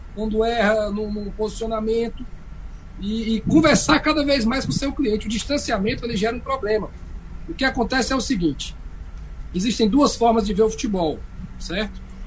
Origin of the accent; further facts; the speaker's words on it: Fortaleza, Ceará, Brazil; sou cearense, né, nasci em Fortaleza